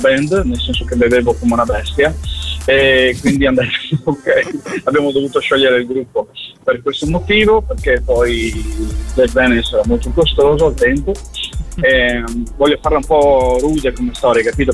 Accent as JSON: {"language": "Italian", "region": "Friuli-Venezia Giulia", "country": "Italy", "said": "sento le radici del mio paese, le radici della mia terra, del Friuli, molto forti in me"}